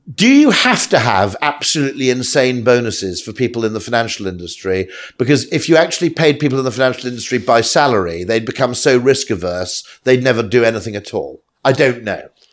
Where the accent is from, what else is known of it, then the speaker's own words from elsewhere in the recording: United Kingdom; I'm a Brit